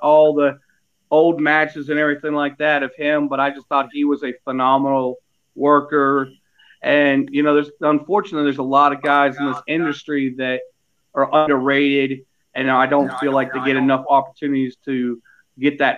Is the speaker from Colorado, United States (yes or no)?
no; Dauphin County, Pennsylvania, United States; now in North Carolina, United States; I was born and raised in Central Dauphin County in Pennsylvania